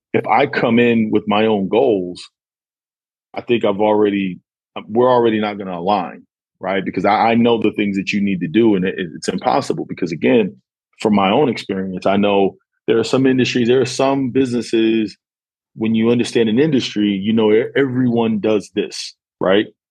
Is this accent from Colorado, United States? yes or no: no; New York, United States; now in Houston, United States; I'm originally from New York